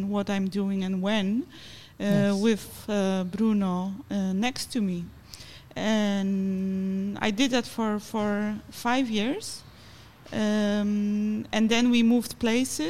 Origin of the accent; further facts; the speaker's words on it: Poland; I come from Poland